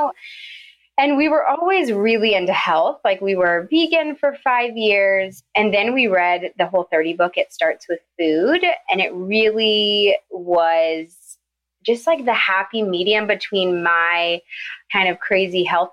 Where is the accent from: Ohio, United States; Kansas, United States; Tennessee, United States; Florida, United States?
Tennessee, United States; Nashville; moved away as an adult; also born or lived in Savannah, Georgia; now in Atlanta, United States; I'm from Nashville, and I went to UGA, fell in love, and have never left